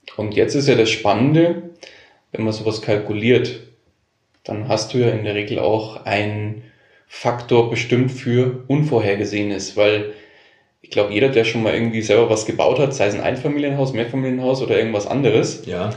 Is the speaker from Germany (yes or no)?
yes; Bavaria, Germany; hier bei uns in Bayern